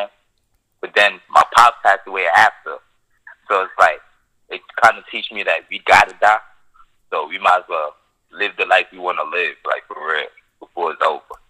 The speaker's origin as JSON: {"language": "English", "town": "New York City", "region": "New York", "country": "United States", "tie": "born or raised there", "said": "I'm from Bed-Stuy, Brooklyn, so it's kind of, like, crazy out here"}